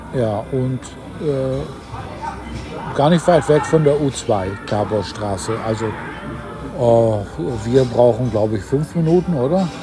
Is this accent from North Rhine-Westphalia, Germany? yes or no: yes; Ruhr area, North Rhine-Westphalia, Germany; moved away; Norddeutscher bin ich ja nicht, aber aus dem Norden von Deutschland, so ist präziser, aus, aus, äh, aus dem Ruhrgebiet